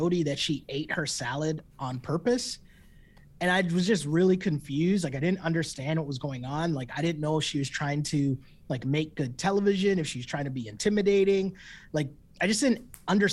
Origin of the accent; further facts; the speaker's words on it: Toronto, Ontario, Canada; we're from Toronto